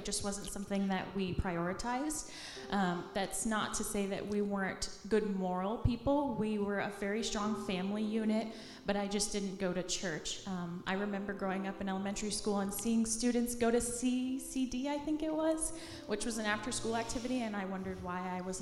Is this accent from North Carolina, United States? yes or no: no; Palm City, Florida, United States; also born or lived in Coral Springs, Florida; now in Tallahassee, United States; moved to a small town called Palm City. That's on the east coast of Florida